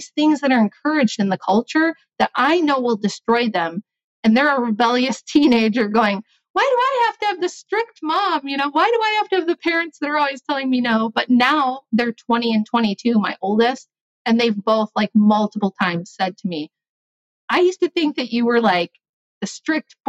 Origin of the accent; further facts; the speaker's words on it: United States; being American